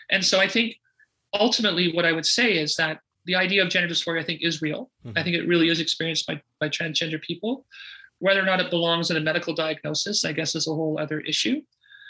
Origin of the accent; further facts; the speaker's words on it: Sudbury, Ontario, Canada; I grew up in Sudbury, Ontario.